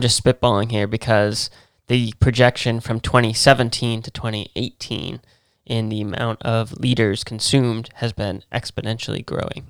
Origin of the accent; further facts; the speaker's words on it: New England, United States; we're from New England